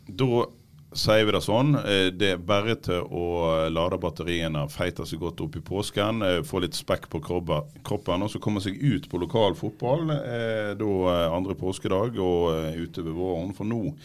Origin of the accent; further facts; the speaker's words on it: Strilelandet, Vestland, Norway; also born or lived in Radøy; Jeg er fra Strilane sjøl